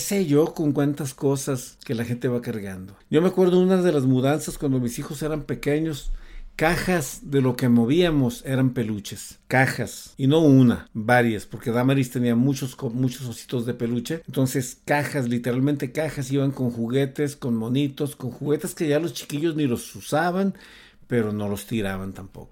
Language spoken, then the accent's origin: Spanish; Mexico; el México lindo y querido de donde yo soy